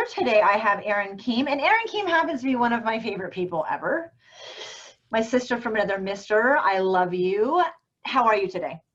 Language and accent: English; New Zealand; now in Seattle, United States; I do. I'm from New Zealand.